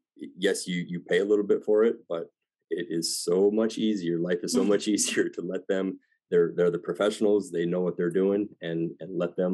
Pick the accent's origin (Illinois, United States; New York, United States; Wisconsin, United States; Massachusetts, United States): Illinois, United States; I'm from the Northern Illinois area, about 2 hours west of Chicago.